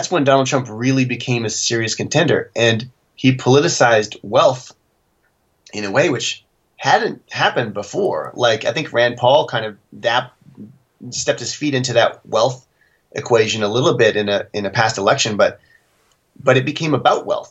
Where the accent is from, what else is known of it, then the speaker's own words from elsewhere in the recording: Canada; as a Canadian